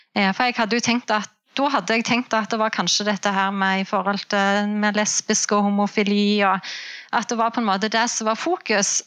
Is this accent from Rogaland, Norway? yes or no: yes; Jæren, Rogaland, Norway; moved away as an adult; now in Namsos, Norway; Jeg er opprinnelig fra Rogaland, fra Jæren. Eh, men vi flytta til Namsos i 2010.